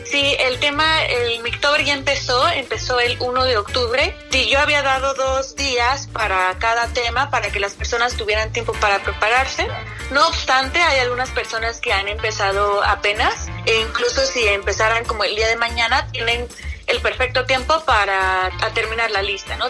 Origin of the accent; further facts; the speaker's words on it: Oaxaca, Mexico; para mí como oaxaqueña